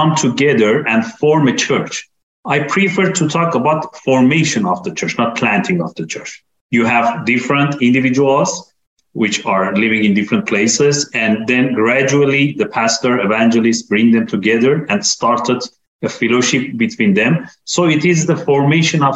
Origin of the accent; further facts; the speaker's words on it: Iran; I'm coming from Iran